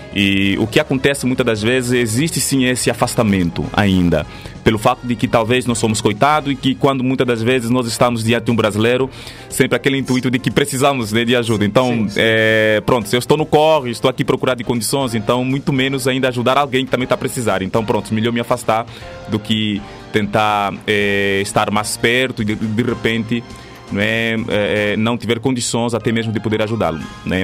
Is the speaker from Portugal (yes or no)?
no; Benguela, Angola; moved away as an adult; now in Brazil; eu sou de Angola, não é? Uh, nasci na província de Benguela